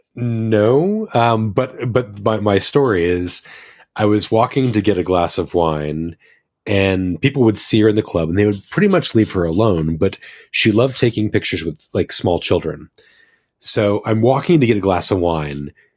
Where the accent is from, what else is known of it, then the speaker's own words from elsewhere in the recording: United States; moved away as an adult; now in New Zealand; as an American